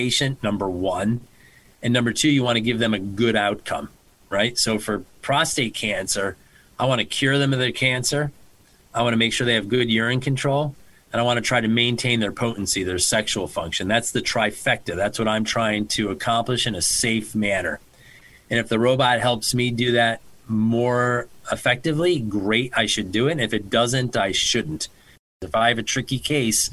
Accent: Connecticut, United States; also born or lived in New York; I'm from Connecticut. I'm from the area

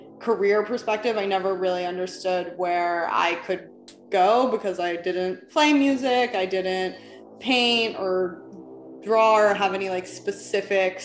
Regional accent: New York City, New York, United States; moved away as an adult; now in Los Angeles, United States; when I was a teenager, I grew up in New York City

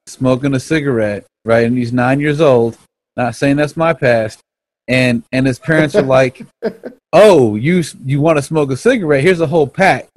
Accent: Austin, Texas, United States; I am from the South, from Austin

